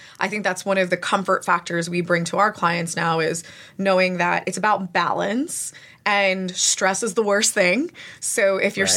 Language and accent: English; New Jersey, United States; also born or lived in California; my Jersey attitude